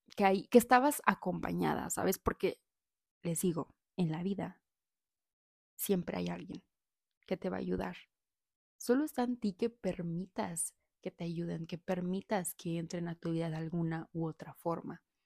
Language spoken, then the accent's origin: Spanish; Saltillo, Coahuila, Mexico; moved away as an adult; now in Puebla, Mexico; vengo de Saltillo